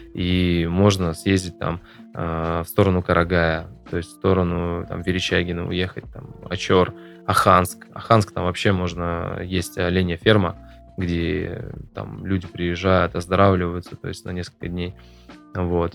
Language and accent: Russian; Perm, Perm Krai, Russia; Я еще вырос в Закамске